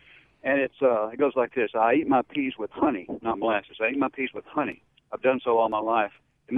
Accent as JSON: {"language": "English", "region": "West Tennessee", "country": "United States", "moved": "yes", "lives_now": "Jackson, United States", "said": "I'm from West Tennessee."}